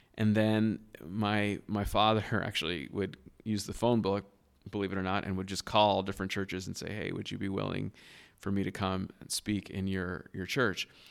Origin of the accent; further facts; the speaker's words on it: Southern California, United States; moved away as an adult; now in Boston, United States; I was born and raised in Southern California, uh, to a very loving home